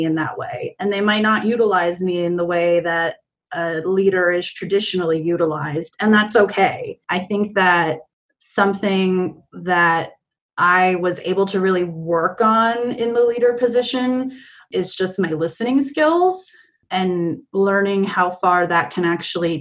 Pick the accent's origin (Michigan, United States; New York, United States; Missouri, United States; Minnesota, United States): New York, United States; moved away as an adult; also born or lived in Prescott, Arizona; I grew up in New York my entire life, and living in Prescott was like my first time living away from New York.